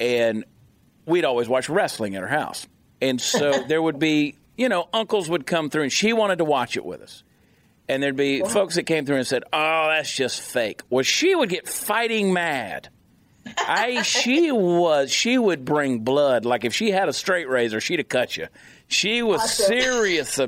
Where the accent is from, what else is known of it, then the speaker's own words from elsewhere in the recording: Augusta, Georgia, United States; now in Fort Worth, United States; I grew up in Augusta, Georgia, and now I'm in Fort Worth, Texas